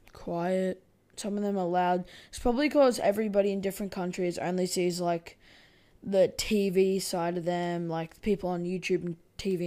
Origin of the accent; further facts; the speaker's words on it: Australia; also born or lived in United States; I'm not American. I'm Australian.